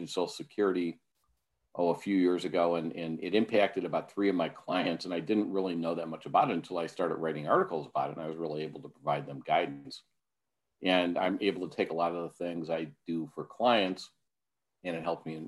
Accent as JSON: {"language": "English", "town": "Milwaukee", "region": "Wisconsin", "country": "United States", "tie": "born or raised there", "said": "Marquette University in my hometown of Milwaukee"}